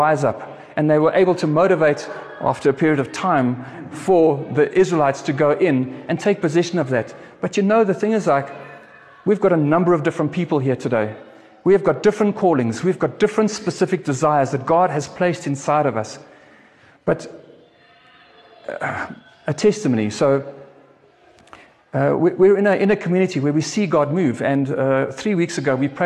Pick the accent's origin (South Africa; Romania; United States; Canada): South Africa; I'm a South African. I love South Africa